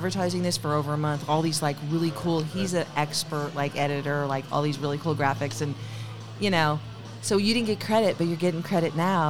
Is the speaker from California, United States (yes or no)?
yes; Pacifica, California, United States; moved away; also born or lived in Sacramento; I was born and raised in Pacifica.